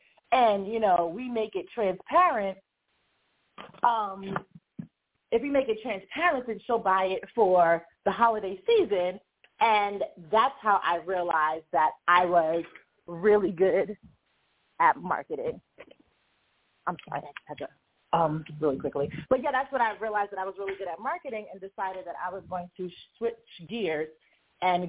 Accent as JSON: {"language": "English", "region": "New York", "country": "United States", "tie": "born or raised there", "said": "I grew up in New York, and I designed jewelry mass market"}